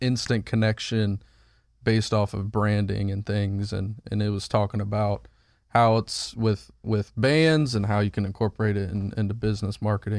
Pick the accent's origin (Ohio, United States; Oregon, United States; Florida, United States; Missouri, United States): Ohio, United States; Because we're from Ohio, and that's where you go.